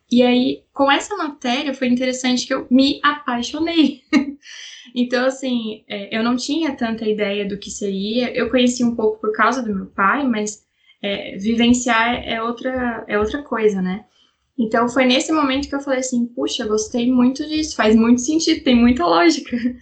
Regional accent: São José dos Campos, São Paulo, Brazil; Eu sou de São José dos Campos, eh, São Paulo, interior de São Paulo, região do Vale do Paraíba

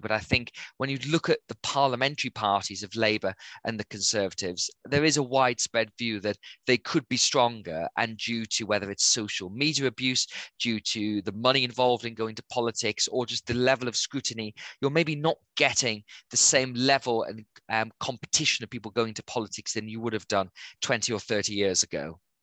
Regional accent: Gateshead, North East England, United Kingdom; also born or lived in Durham; I grew up in Gateshead and went to um, school in Newcastle

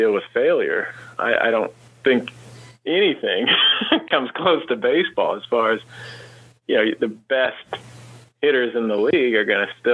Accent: Kansas, United States; I grew up in Kansas and went to college at Kansas State

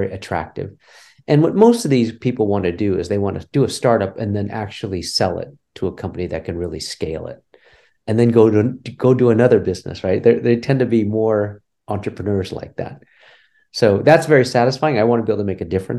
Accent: rural California, United States; moved away as an adult; also born or lived in Cincinnati, Ohio; So I'm a Californian, native California, third generation. So, I'm kind of American assimilated, I guess you can call it. I grew up in rural California even

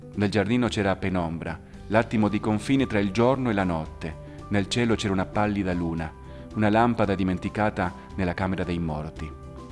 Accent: Argentina; now in Italy; Io, per esempio, sono nato in Argentina, che fa parte anche dell'America, ma non sono per niente statunitense.

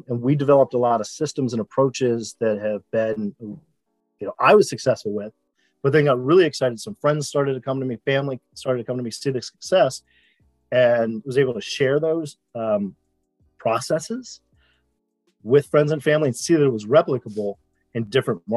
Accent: Rockville, Maryland, United States; from Rockville, Maryland, which is a suburb of Washington, D.C. Grew up, you know, kind of normal life, public school

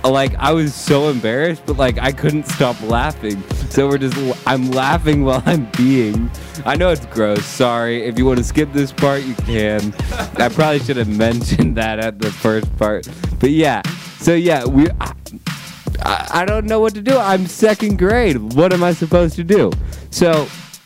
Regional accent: Ohio, United States; I am from Ohio

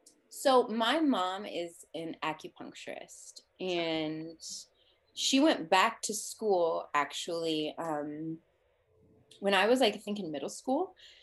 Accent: Los Angeles, California, United States; And they moved to Alabama. I was like, I'm from Los Angeles. I was like, I am not moving to Alabama.

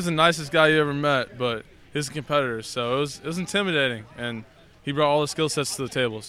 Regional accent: Farley, Iowa, United States; Born and raised Farley, Iowa.

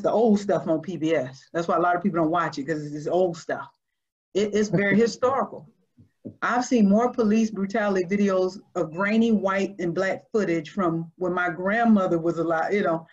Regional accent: Georgia, United States; I'm from Georgia. I know the South.

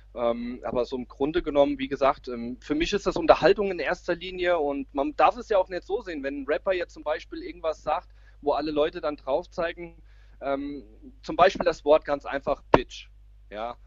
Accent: Braunfels, Hesse, Germany; Ich komme aus Mittelhessen, ähm, genauer gesagt aus Braunfels

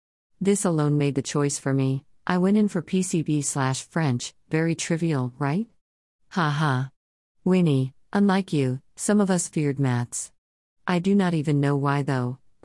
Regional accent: Kampala, Central Region, Uganda; I was born and raised in Kampala for the most part, but I moved to different places over the years, mainly for study and work.

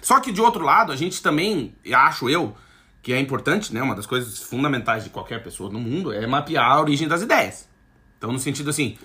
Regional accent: Alegrete, Rio Grande do Sul, Brazil; moved away; lá onde eu nasci, no Alegrete, na fronteira lá tal

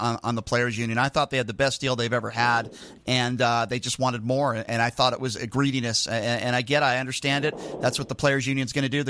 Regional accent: Connecticut, United States; I grew up in Connecticut, and I went to Central Connecticut State University

